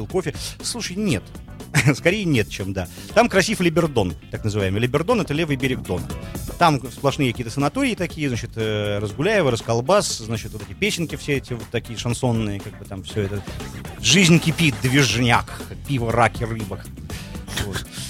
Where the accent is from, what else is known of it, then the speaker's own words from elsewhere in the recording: Russia; я русский, как бы. Я не россиянин. Я ни в коем случае не россиянин, я русский.